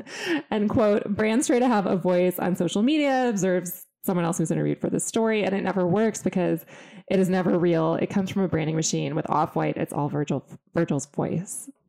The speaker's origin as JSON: {"language": "English", "town": "Austin", "region": "Texas", "country": "United States", "said": "I come from Austin, Texas, and my dad was a math professor"}